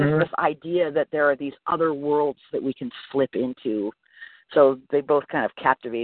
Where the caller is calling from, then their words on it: Anna Maria Island, Florida, United States; I am right now calling from the Anna Maria Island in Florida.